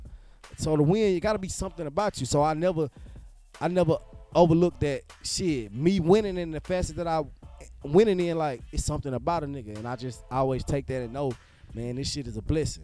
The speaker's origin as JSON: {"language": "English", "town": "Dallas", "region": "Texas", "country": "United States", "tie": "born or raised there", "moved": "yes", "said": "back home, I'm from Dallas"}